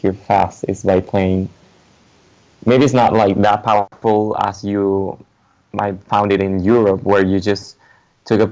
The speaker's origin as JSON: {"language": "English", "town": "La Serena", "region": "Coquimbo", "country": "Chile", "moved": "yes", "lives_now": "Santiago, Chile", "said": "I am from La Serena"}